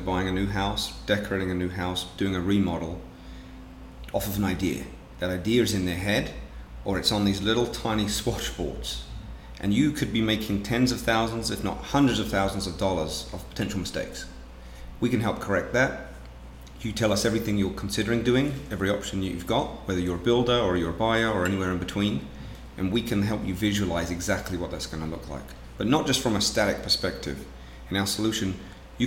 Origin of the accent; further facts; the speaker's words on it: England, United Kingdom; moved away as an adult; also born or lived in France / London / Portland, Oregon; now in Seattle, United States; As you can probably tell from my accent, I'm not a native of West Seattle. I grew up originally in England.